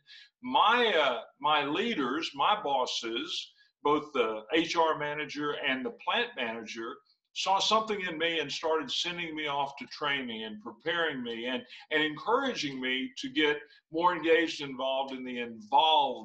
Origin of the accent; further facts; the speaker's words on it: Western Kentucky, United States; I grew up in Western Kentucky on a farm